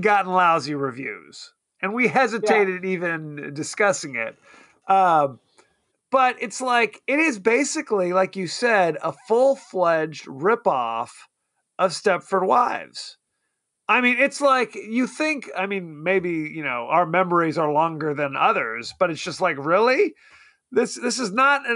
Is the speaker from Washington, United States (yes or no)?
no; Palm Springs, California, United States; we grew up in Palm Springs